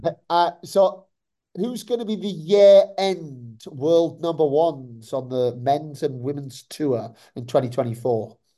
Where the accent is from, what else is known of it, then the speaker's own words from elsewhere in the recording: Newcastle upon Tyne, North East England, United Kingdom; as a Geordie